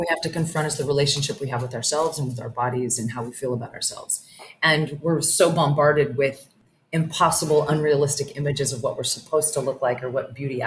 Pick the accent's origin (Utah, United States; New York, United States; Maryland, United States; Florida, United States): Utah, United States; Salt Lake City; moved away as an adult; also born or lived in Los Angeles, California; now in Playa del Carmen, Mexico; I was born in Salt Lake City, Utah, you know, lived most of my life there, but adult life in Cali and then my delicious later years in Mexico